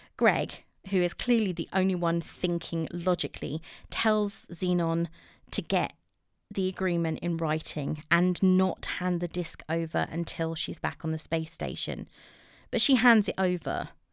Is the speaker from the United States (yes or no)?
no; England, United Kingdom; I'm English